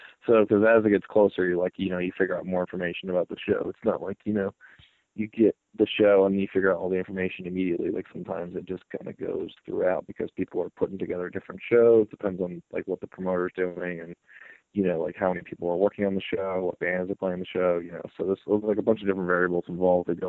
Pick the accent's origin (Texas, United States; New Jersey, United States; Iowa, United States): New Jersey, United States; we all might not be from the Jersey Shore, but, like, we're all from New Jersey, and, like, this is where we grew up